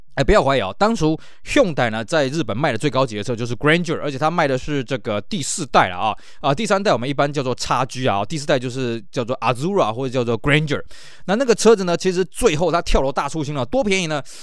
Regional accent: Taiwan; 在我们台湾这边呢，我们很难去想象那种冷度

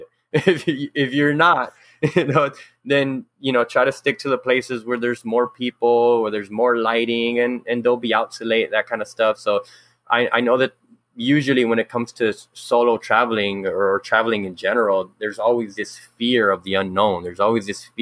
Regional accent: Los Angeles, California, United States; I was born and raised in South Central, and just, you know, going to elementary and middle school out here

